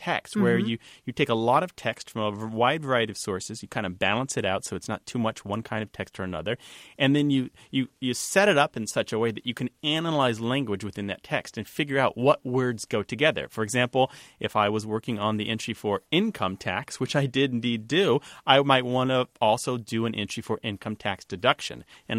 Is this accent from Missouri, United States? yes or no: yes; Missouri, United States; moved away; And I'm from Missouri originally, and we would never say South Missouri. Never, never. It would always be Southern Missouri.